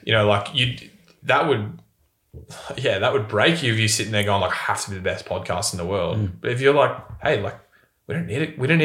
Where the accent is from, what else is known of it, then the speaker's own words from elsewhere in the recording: Bendigo, Victoria, Australia; I come from Bendigo.